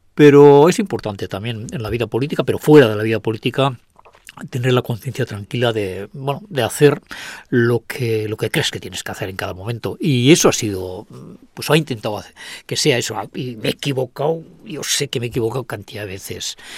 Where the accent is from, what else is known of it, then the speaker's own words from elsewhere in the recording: Agurain, Basque Country, Spain; provenimos de Agurain, de Salvatierra